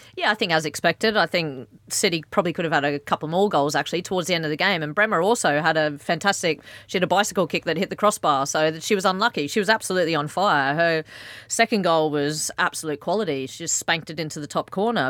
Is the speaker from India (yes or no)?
no; Australia; I'm Australian